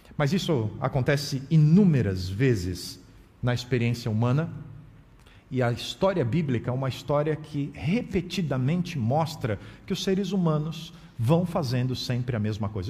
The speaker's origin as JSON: {"language": "Portuguese", "country": "Brazil", "also_born_or_lived": "United States", "accent": "Brazilian", "said": "E eu não percebia o meu acento, a minha pronúncia do idioma inglês marcado com o sotaque brasileiro"}